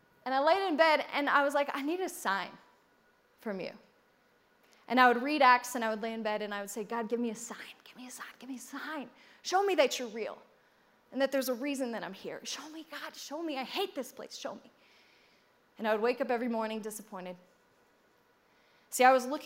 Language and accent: English; United States; I'm so American